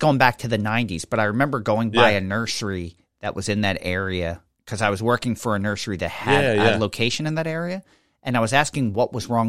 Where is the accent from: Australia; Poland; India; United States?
Poland; moved away; saying growing up in Poland, like, you didn't waste anything.